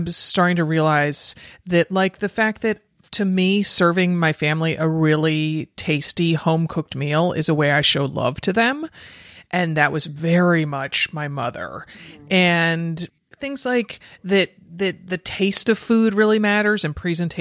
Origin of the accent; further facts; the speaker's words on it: United States; the Historical Society in my hometown, Stanford Historical Society